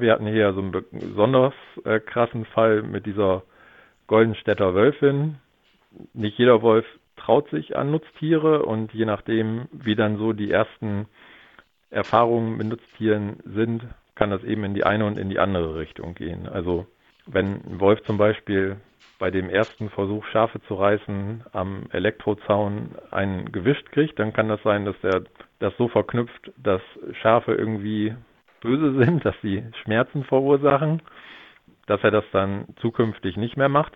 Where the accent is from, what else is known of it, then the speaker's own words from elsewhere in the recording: Lower Saxony, Germany; bei uns in Niedersachsen